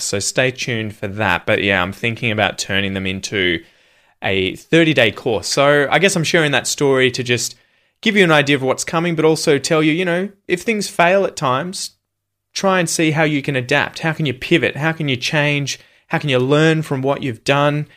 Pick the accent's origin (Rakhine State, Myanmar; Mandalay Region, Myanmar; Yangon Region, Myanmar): Yangon Region, Myanmar; Yangon; English is a second language; now in Sydney, Australia; I'm originally from Yangon, Myanmar. Currently, I'm living in Sydney, Australia.